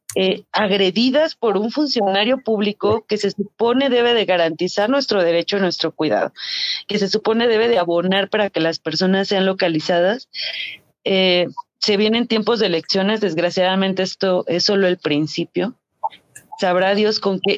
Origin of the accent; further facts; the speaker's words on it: Guanajuato, Mexico; somos del estado de Guanajuato